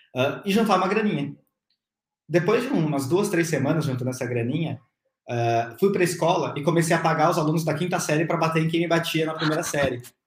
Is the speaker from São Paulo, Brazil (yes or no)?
yes; São Paulo, Brazil; nasci em São Paulo, é, em 91, tenho 30 anos